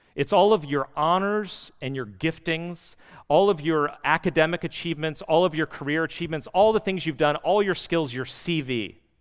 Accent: D.C., Northern Virginia, United States; we are from the West, and more specifically Northern Virginia, D C.

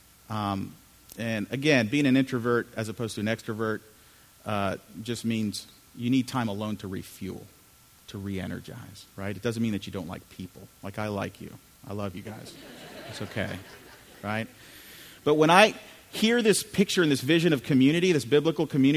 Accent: United States; also born or lived in Chile; I'm from Chile originally, so I grew up here in the U.S., suburbs of D.C., my whole life growing up

